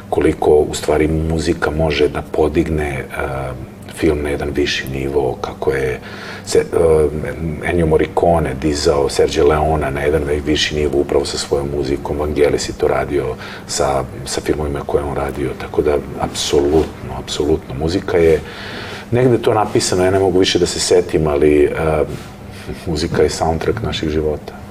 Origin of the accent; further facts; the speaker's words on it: Belgrade, Serbia; ja sam rođen u Beogradu i meni Beograd je nekako moj grad